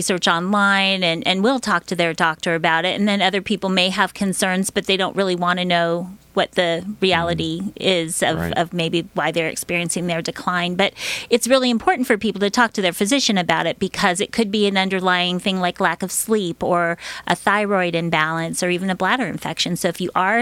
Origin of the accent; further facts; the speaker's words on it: Orange County, California, United States; I grew up in Orange County